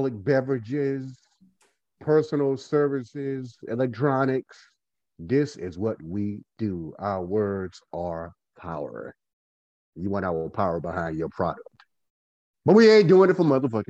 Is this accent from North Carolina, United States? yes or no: yes; Goldsboro, North Carolina, United States; I am from Goldsboro, North Carolina as well